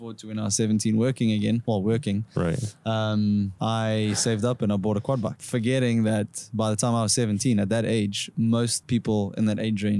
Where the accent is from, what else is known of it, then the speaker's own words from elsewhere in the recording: South Africa; So obviously being South African and having South African friends and stuff, you know, we camp a lot, right?